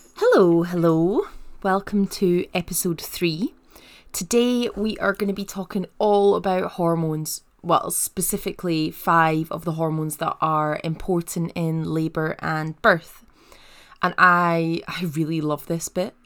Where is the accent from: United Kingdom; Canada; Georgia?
United Kingdom; Paisley, Scotland; I'm from Paisley, which is just outside of Glasgow, and West Coast Scots